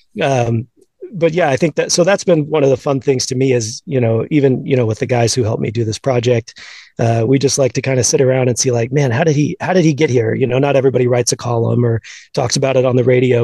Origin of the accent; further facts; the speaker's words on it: Houston, Texas, United States; I grew up in Houston, uh, an Astros fan uh, kind of late 80s and all throughout the 90s